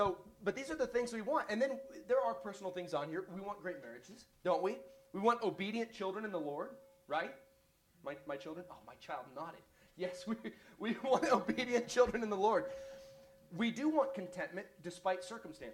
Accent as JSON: {"language": "English", "country": "United States", "said": "I'm American"}